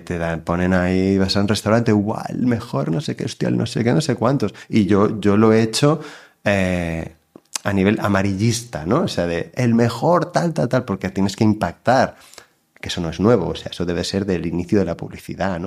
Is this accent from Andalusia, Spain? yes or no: no; Girona, Catalonia, Spain; yo nací em, en Girona, y estudié también en Girona, pero mi madre es de Barcelona y mi padre es de Madrid.